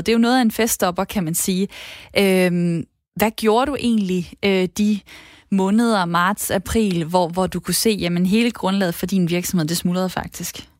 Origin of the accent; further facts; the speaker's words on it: Esbjerg, Southern Denmark, Denmark; Jeg er fra Esbjerg